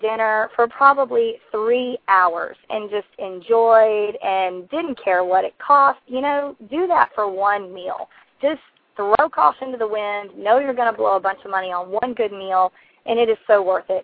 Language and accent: English; South Carolina, United States; now in Hawaii, United States; I am from South Carolina, the Palmetto State